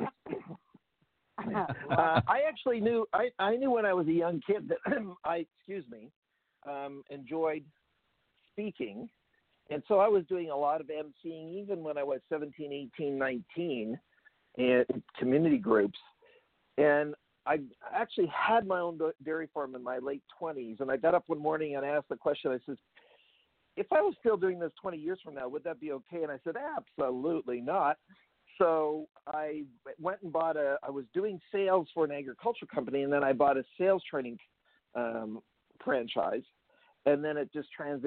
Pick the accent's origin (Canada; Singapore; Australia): Canada; Abbotsford, British Columbia; also born or lived in Vancouver, Canada; Actually born in the city of Abbotsford